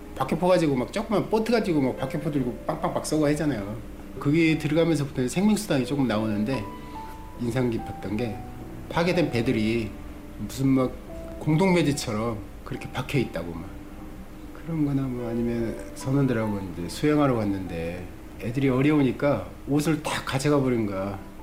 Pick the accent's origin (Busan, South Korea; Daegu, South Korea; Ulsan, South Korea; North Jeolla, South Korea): North Jeolla, South Korea; Jangsu; now in Seoul, South Korea; 고향은 전라북도 장수예요. 장수는 완전히 깡촌이에요, 사실은.